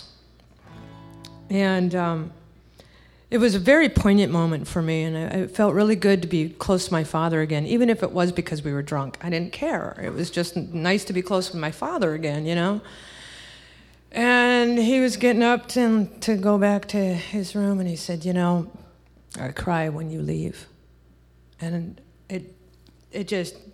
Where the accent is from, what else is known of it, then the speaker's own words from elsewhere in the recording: Minneapolis, Minnesota, United States; also born or lived in Los Angeles, California / San Jose, California; now in Davenport, Iowa, United States; I was born in L.A. Grew up in San Jose for a time, and then was moved out to Minneapolis and basically raised and grew up there